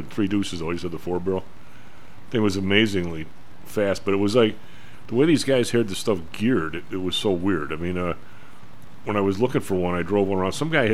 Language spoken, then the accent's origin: English; Evergreen Park, Illinois, United States; where I grew up in Evergreen Park